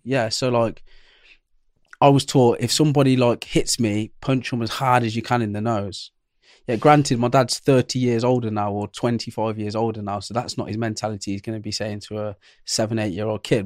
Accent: Coventry, West Midlands, United Kingdom; I was born in Coventry

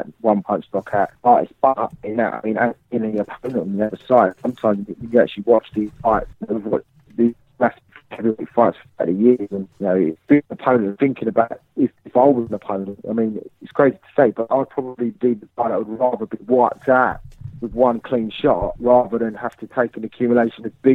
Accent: England, United Kingdom; I'm a Brit. You know, I'm English

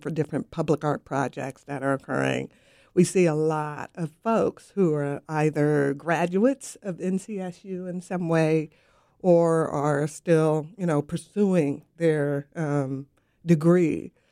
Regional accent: West Coast, United States; now in Raleigh, United States; I'm from the West Coast

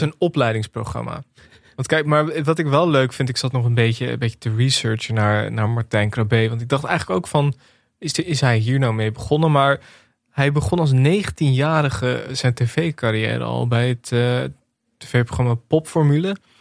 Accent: Netherlands; als Nederlanders

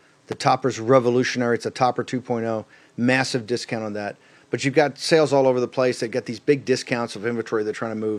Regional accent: Virginia, United States; I'm from the South and from Virginia

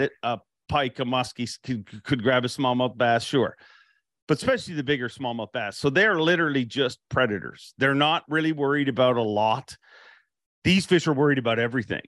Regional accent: Canada; I'm Canadian

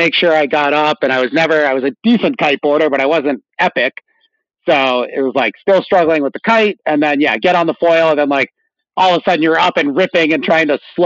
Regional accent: Rhode Island, United States; moved away as an adult; also born or lived in Jackson Hole, Wyoming; I grew up in Rhode Island, right on the water there

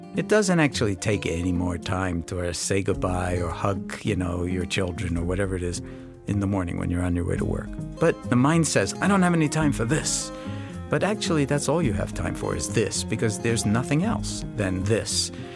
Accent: New York City, New York, United States; I grew up in New York City, in Washington Heights

